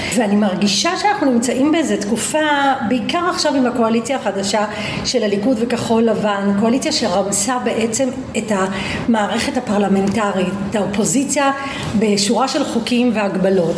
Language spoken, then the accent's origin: Hebrew; Petah Tikva, Central District, Israel; also born or lived in Vilnius, Lithuania / Givat Shmuel; נולדתי בווילנה, ברית המועצות לשעבר, ההורים שלי באו משם, הגענו למה שנקרא פרדס רובין, היום זה גבעת שמואל, אז היא הייתה מעברת עולים, ושנה אחרי הגענו לפתח תקווה, הגעתי לפתח תקווה בגיל חמש, מאז אני גרה בפתח תקווה